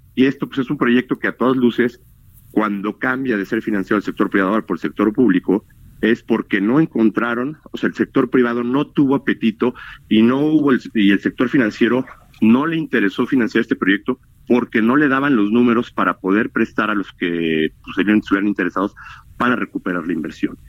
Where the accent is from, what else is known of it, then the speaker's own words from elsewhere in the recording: Mexico; somos los mexicanos